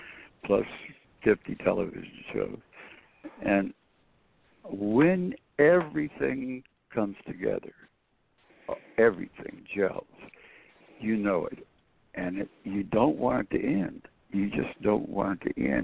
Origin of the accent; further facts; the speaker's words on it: Florida, United States; also born or lived in Michigan; we're moving to Florida